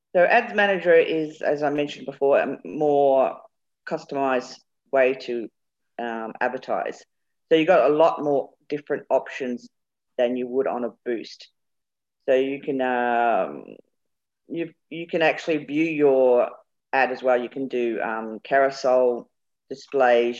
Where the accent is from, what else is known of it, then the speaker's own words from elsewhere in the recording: England, United Kingdom; We're both English